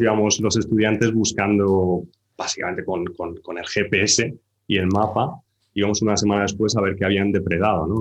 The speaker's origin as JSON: {"language": "Spanish", "country": "Spain", "tie": "born or raised there"}